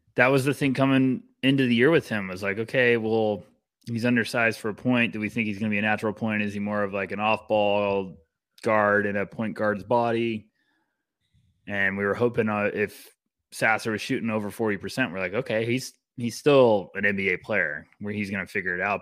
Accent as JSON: {"language": "English", "country": "United States", "said": "I'm an American"}